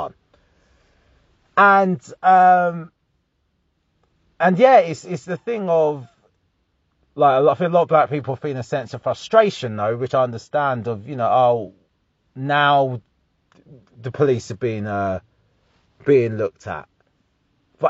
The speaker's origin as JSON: {"language": "English", "town": "Harlow", "region": "East of England", "country": "United Kingdom", "said": "I'm from Harlow, Essex"}